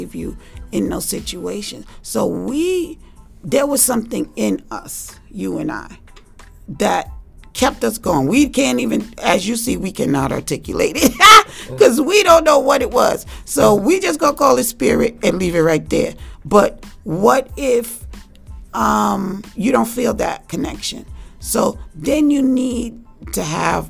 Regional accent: New York City, New York, United States; I grew up in Harlem, 140th Street and 7th Avenue.

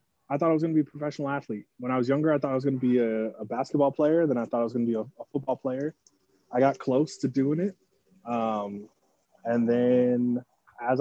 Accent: Northern California, United States; moved away as an adult; now in Arizona, United States; I'm from Northern California. Been living in Arizona for about 5 years now

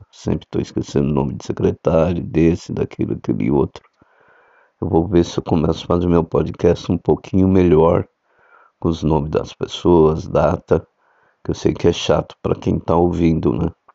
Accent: São Paulo, Brazil; a cidade de São Paulo, foi onde eu nasci

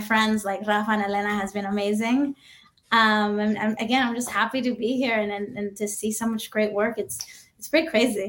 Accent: Dominican Republic; moved away as an adult; now in United States; So I'm Dominican. I grew up in the Dominican Republic. And I moved to the US when I was 18.

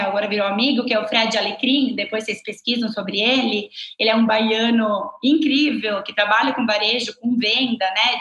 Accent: Italy; accent: Italian; Portuguese is a second language; moved away as an adult; now in Brazil; eu sou italiana

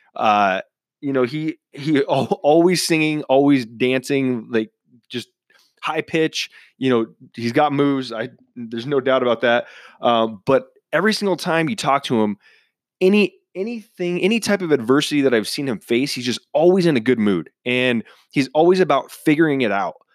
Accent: Cleveland, Washington, United States; moved away; my hometown up in Cleveland, Washington

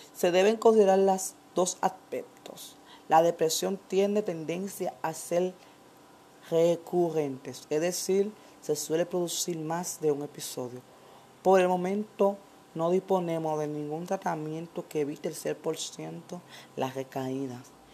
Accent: Dominican Republic; nosotros como dominicanos

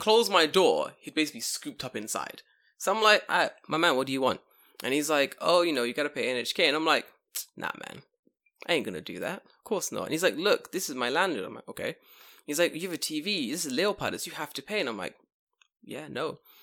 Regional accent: London, United Kingdom; moved away as an adult; now in Japan; Oh, London

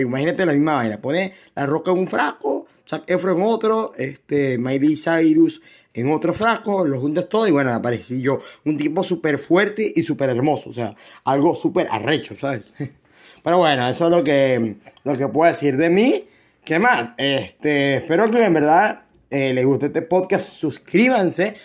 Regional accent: Venezuela; soy de Venezuela, si escuchan mi acento, soy de Venezuela

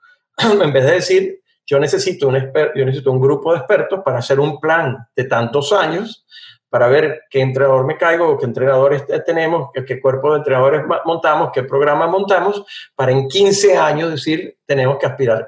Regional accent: Venezuela; como venezolano

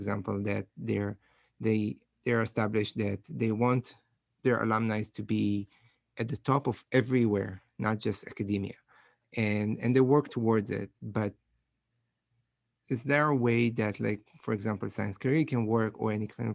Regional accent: Israel; moved away as an adult; now in United States; I'm from Israel originally. So I did my bachelor's, my master's, and my PhD in Israel

